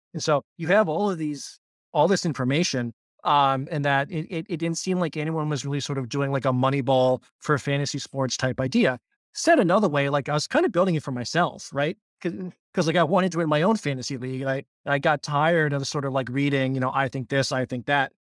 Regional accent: Pittsburgh, Pennsylvania, United States; born and raised in Pittsburgh

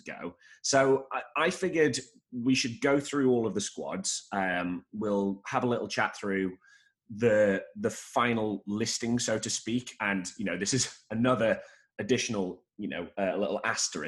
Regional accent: Staffordshire, West Midlands, United Kingdom; I'm from Staffordshire

